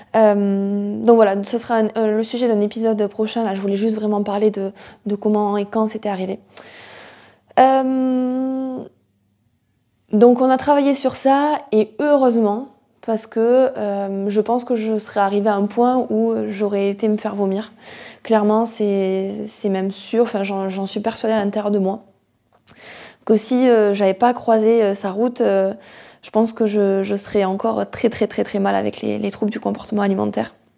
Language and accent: French; near Toulouse, Occitania, France; je suis originaire du sud de la France, du sud-ouest euh, de Hoche, à côté de Toulouse